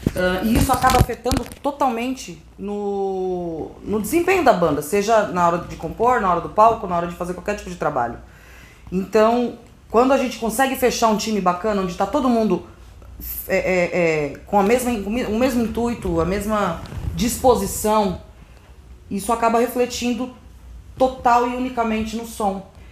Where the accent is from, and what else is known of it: Brazil